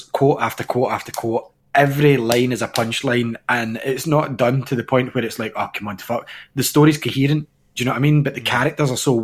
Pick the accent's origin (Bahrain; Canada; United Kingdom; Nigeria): United Kingdom; Scotland